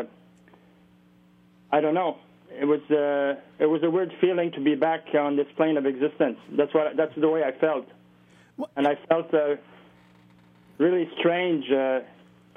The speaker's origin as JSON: {"language": "English", "town": "Montreal", "region": "Quebec", "country": "Canada", "tie": "born or raised there", "said": "we grew up in Montreal with …"}